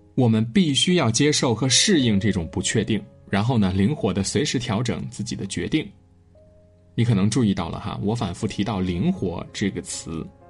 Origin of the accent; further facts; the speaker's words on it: China; 我们中国人